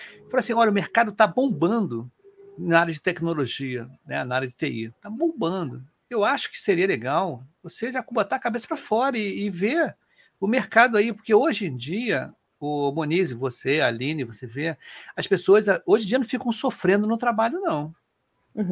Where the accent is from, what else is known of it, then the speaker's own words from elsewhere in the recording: Rio de Janeiro, Brazil; o primeiro podcast carioca